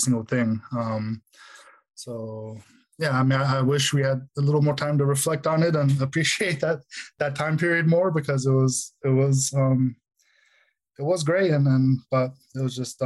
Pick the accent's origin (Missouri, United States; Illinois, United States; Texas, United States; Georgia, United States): Georgia, United States; Kennesaw; also born or lived in Riverdale, Georgia; I spent most of my childhood growing up in Kennesaw